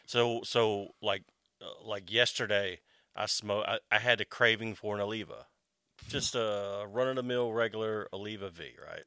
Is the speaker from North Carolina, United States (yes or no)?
yes; Wake Forest, North Carolina, United States; also born or lived in Morehead City, Carteret County, North Carolina / Raleigh, North Carolina; I pretty much grew up in Wake Forest.